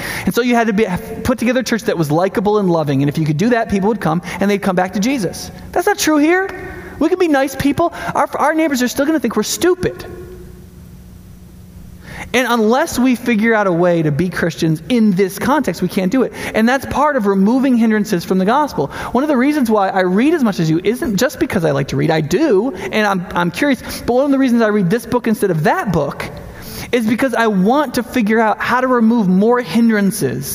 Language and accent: English; New York, United States; also born or lived in Panama City, Florida / South; now in Madison, United States; I grew up in New York